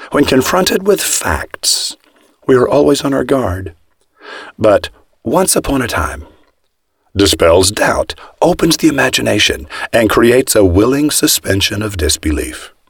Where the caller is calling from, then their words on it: Austin, Texas, United States; Austin, Texas.